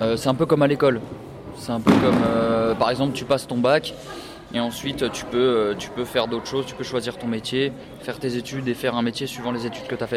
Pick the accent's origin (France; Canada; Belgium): France; Annecy, Auvergne-Rhône-Alpes; moved away as an adult; now in Île-de-France, France; je viens d'Annecy, donc c'est pas très loin de Genève. Et euh, ça fait 5 ans que j'habite en Ile-de-France